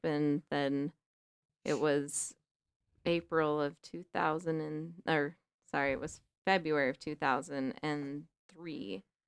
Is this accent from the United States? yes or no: yes; Salt Lake City, Utah, United States; I grew up in Rose Park